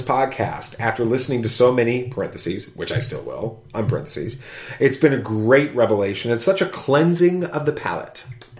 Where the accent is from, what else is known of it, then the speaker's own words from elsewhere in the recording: Australia; accent: Australian; Who, my Australian accent?